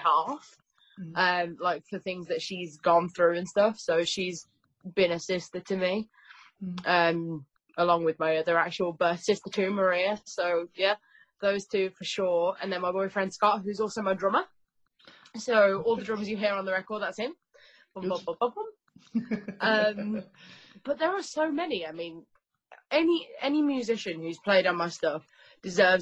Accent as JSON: {"language": "English", "town": "Birmingham", "region": "West Midlands", "country": "United Kingdom", "said": "I'm from Birmingham."}